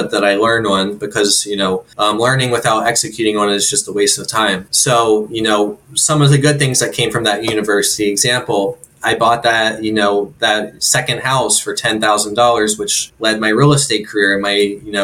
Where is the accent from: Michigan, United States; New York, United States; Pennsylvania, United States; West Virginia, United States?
Pennsylvania, United States; also born or lived in Bloomsburg, Pennsylvania; about an hour north of central PA. That was around my hometown area